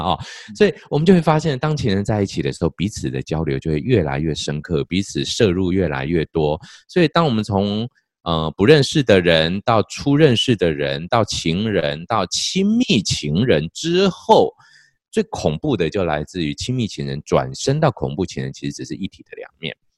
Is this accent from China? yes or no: no; Taiwan; 尤其在台湾的这个我们。近期也可以说大概十年左右才开始有性教性别教育的这些呃进真正进入到国中小阶段哦。